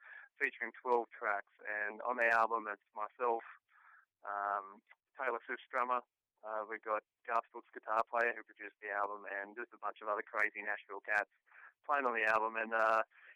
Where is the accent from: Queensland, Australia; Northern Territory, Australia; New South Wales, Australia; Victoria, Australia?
New South Wales, Australia; Newcastle; accent: Australian; I grew up in Newcastle, which is, so like a big country town, but it's on the ocean